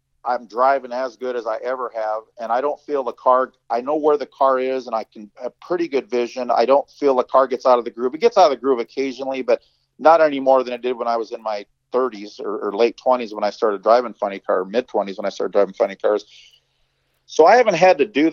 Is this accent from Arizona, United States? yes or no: no; Southern California, United States; I grew up in Southern California, pretty rough neighborhood